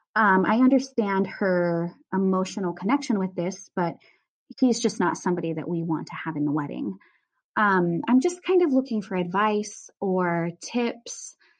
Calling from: Tacoma, Washington, United States; I'm calling from Tacoma, Washington

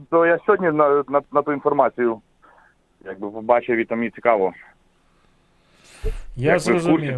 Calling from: Poland; з Польщі дзвоню

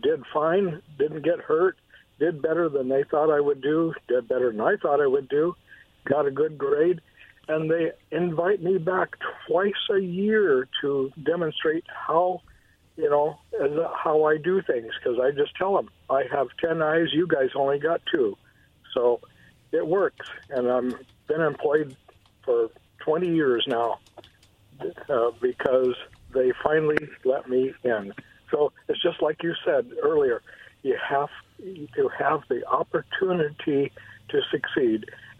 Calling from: Kennewick, Washington, United States; in Kennewick in the car.

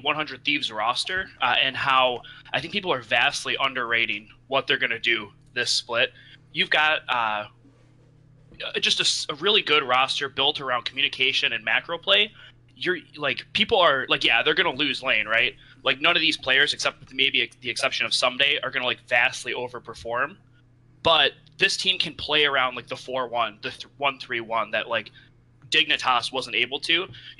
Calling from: Ann Arbor, Michigan, United States; I am calling from Ann Arbor, Michigan.

